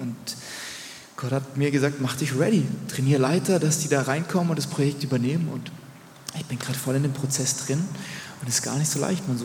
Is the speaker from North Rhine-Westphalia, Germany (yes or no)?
no; Rheinfelden, Baden-Württemberg, Germany; Ich bin in Rheinfeld in Deutschland geboren, es gibt auch Rheinfeld in der Schweiz